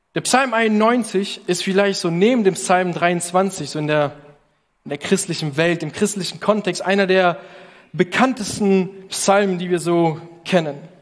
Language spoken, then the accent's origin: German; Italy; now in Berlin, Germany; als Italiener